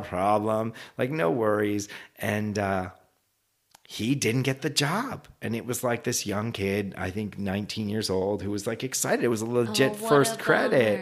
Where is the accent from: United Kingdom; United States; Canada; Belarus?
Canada; moved away; I'm originally from Canada